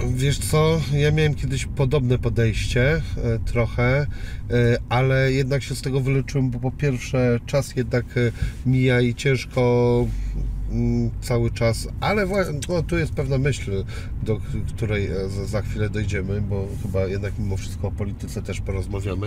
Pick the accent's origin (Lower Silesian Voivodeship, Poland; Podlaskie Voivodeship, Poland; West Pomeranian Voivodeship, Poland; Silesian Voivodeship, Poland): West Pomeranian Voivodeship, Poland; Szczecin; mojego rodzinnego miasta Szczecina